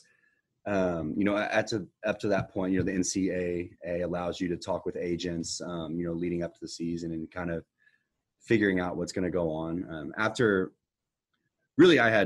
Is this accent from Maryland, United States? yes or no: no; Houston, Texas, United States; growing up in Houston, going to Texans games my entire life